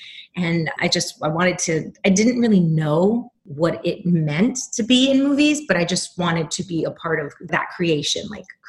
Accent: New York City, New York, United States; moved away; I am from New York City, born and raised.

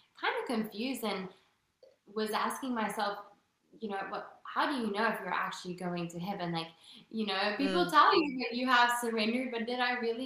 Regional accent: Western Cape, South Africa; first language Afrikaans; English is a second language; moved away as an adult; also born or lived in New York; now in United States; Grew up in a really, really small town in South Africa

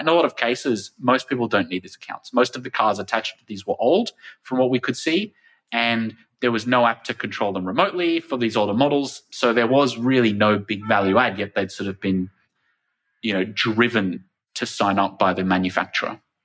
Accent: Australia; my home country of Australia

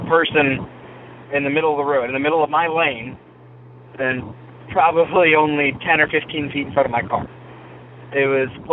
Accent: Washington, United States; I'm from Washington. I live in this little area. There's a town called East Wenatchee. And it's pretty big to me because I grew up on top of a mountain that's right nearby

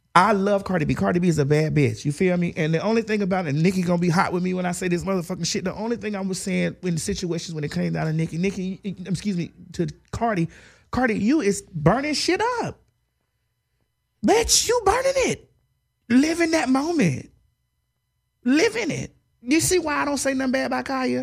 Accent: Dade County, Florida, United States; I'm from Dade County

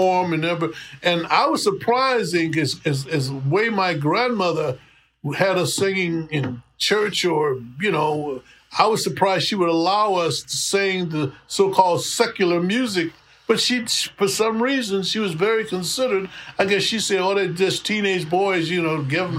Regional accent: Detroit, Michigan, United States; growing up in Detroit, it was a big music city anyway

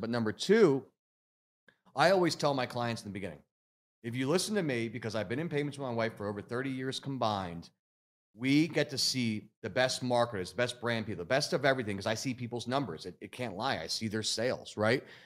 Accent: Philadelphia area, Pennsylvania, United States; I'm from Philly originally, outside Philly

